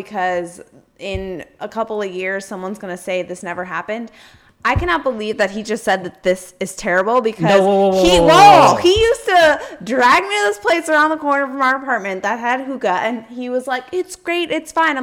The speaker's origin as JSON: {"language": "English", "country": "United States", "said": "I'm an American"}